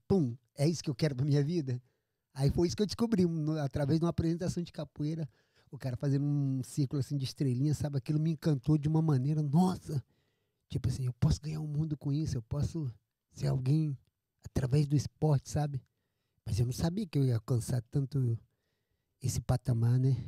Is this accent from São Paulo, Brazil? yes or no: yes; Jacareí, São Paulo, Brazil; moved away; also born or lived in Amazonas / Florianópolis / Manaus / Rio de Janeiro; Eu sou do interior de São Paulo, nascido em Jacareí